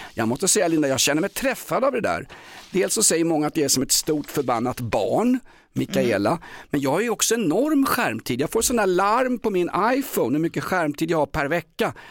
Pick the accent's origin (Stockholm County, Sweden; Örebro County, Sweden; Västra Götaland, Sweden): Stockholm County, Sweden; Stockholm; från Vällingby, Dulles Army där jag växte upp